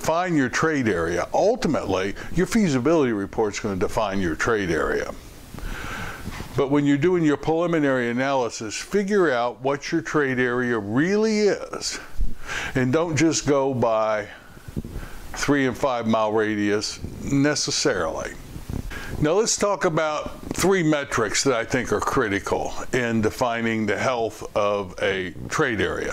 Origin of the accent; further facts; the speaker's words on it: Louisville, Kentucky, United States; my hometown, Louisville, Kentucky